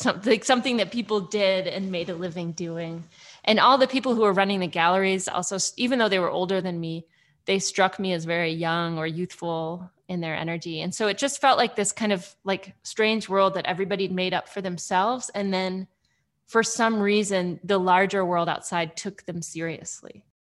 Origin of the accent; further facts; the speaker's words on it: Midwest, United States; moved away as an adult; also born or lived in Los Angeles / Athens, Georgia; now in Comer, United States; I grew up in the Midwest